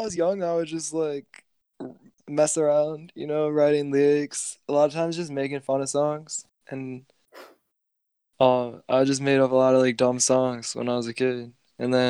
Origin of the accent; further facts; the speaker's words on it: New Baltimore, Michigan, United States; I grew up mostly probably in New Baltimore, which is kind of a small town.